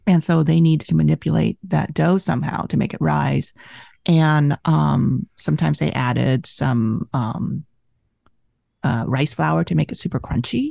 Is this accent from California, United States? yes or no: yes; Southern California, United States; born or raised there; English is a second language; also born or lived in Vietnam / Saigon, Vietnam; now in Santa Cruz, United States